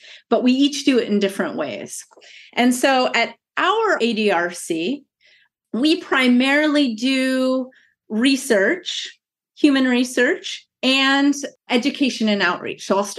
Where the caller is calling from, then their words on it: Irvine, California, United States; Yes, I'm coming from Irvine, California, more specifically UC Irvine, which is sort of central Orange County.